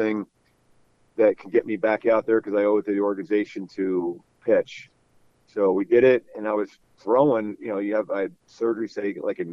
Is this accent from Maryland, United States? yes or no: no; Philadelphia, Pennsylvania, United States; growing up in Philly